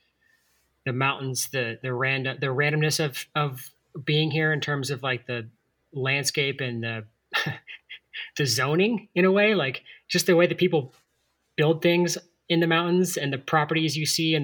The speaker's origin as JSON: {"language": "English", "town": "Atlanta", "region": "Georgia", "country": "United States", "tie": "born or raised there", "moved": "yes", "lives_now": "Asheville, United States", "said": "I grew up in Atlanta in the suburbs"}